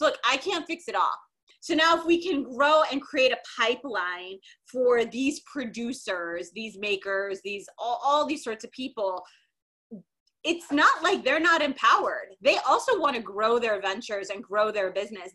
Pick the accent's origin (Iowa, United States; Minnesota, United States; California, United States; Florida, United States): Minnesota, United States; I grew up in Minnesota